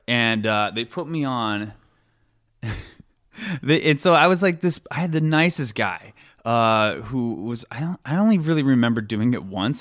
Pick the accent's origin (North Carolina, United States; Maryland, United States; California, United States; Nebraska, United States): Nebraska, United States; Omaha; moved away; Originally Omaha, Nebraska